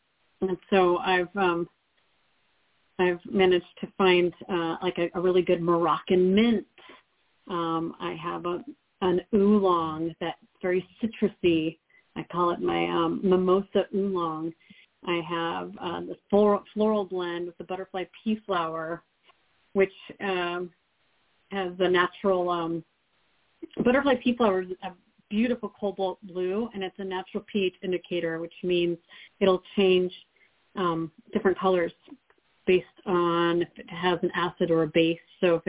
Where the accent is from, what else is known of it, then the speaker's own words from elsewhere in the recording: Alaska, United States; also born or lived in Montana; And then my family moved us up to Alaska, so I grew up mainly in Alaska, probably for most of my majority of my schooling was.